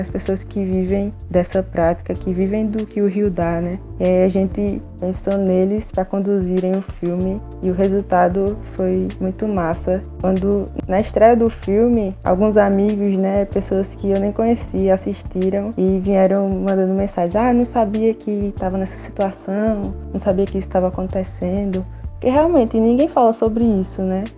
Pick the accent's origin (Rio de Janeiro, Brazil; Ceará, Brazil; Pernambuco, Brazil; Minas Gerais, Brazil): Pernambuco, Brazil; Petrolândia; Eu sou de Petrolândia, aqui no interior de Pernambuco